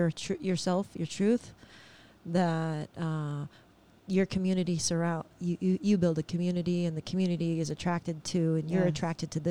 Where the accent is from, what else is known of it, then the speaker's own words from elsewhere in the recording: California, United States; moved away as an adult; also born or lived in Oklahoma; now in Hawaii, United States; I was born in California.